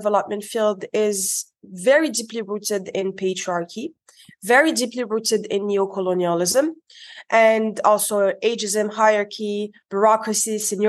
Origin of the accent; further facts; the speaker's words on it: Morocco; moved away as an adult; also born or lived in Dubai, United Arab Emirates / Paris, France / Spain / United States; now in San Juan, Puerto Rico; I was born and raised in Morocco, but I also grew up in Dubai.